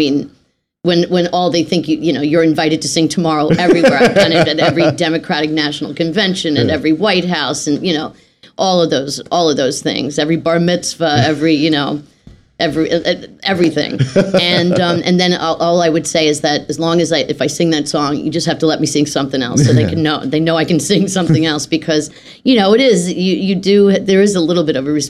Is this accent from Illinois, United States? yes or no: no; Philadelphia, Pennsylvania, United States; I grew up in Philadelphia